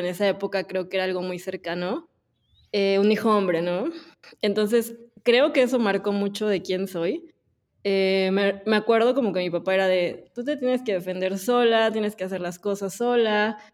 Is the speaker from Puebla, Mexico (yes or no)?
yes; Puebla, Mexico; nací en Puebla.